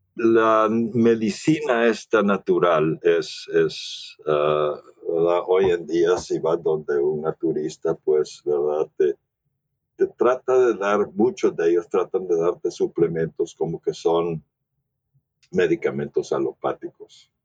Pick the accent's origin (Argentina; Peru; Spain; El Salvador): El Salvador; moved away as an adult; now in United States; crecí en El Salvador. Ah, soy ah, norteamericano o, gabacho o gringo, como le quieras llamar, ¿verdad? Pero, pero mi mamá era salvadoreña, entonces eh, crecí en El Salvador